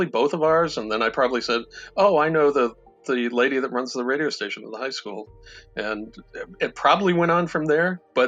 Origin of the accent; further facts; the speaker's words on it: East Coast, United States; moved away as an adult; now in Wisconsin, United States; in 1980, I came to Wisconsin from the East Coast to work on Dungeons and Dragons.